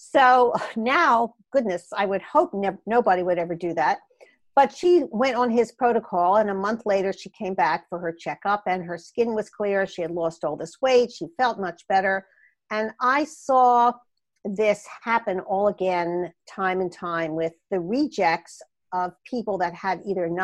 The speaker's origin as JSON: {"language": "English", "town": "Philadelphia", "region": "Pennsylvania", "country": "United States", "also_born_or_lived": "Portland, Oregon", "accent": "Philadelphia", "moved": "as an adult", "lives_now": "California, United States", "said": "You can tell I have not lost my Philadelphia accent all these years later."}